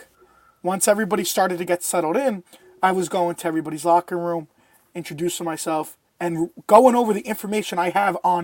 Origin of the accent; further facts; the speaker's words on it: New York, United States; we're both from New York. We're both Italian.